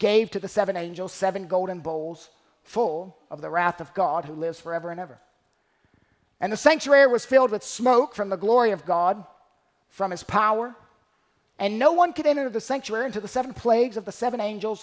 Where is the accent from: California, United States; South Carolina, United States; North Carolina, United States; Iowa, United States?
North Carolina, United States; I was from North Carolina.